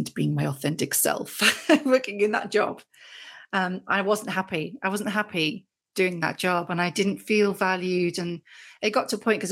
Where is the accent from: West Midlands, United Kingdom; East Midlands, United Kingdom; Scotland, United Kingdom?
West Midlands, United Kingdom; Great Haywood; moved away as an adult; now in North Yorkshire, United Kingdom; I grew up in the Midlands, mm-hmm, grew up in a little village called Great Heywood, which is near Stafford